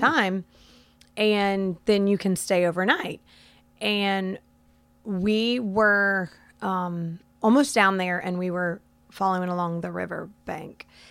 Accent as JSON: {"language": "English", "region": "Florida", "country": "United States", "tie": "born or raised there", "said": "I've lived in Florida my entire life"}